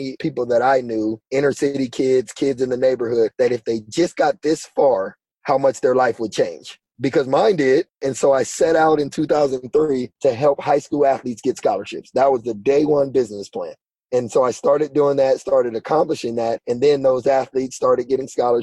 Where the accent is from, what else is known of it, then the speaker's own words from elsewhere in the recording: Pasadena, California, United States; moved away as an adult; also born or lived in Las Vegas, Nevada; I grew up in Pasadena in Southern California